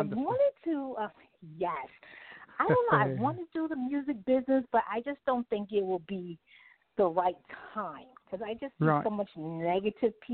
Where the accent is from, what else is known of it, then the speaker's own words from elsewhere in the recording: Long Island, New York, United States; I'm from Long Island, New York, but I grew up in the New York City area. I moved out to the city when I was like 17 years old.